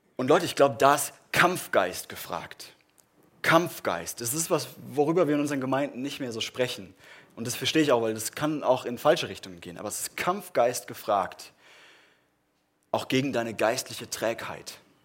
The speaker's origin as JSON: {"language": "German", "country": "Germany", "said": "wir machen das als Deutsche"}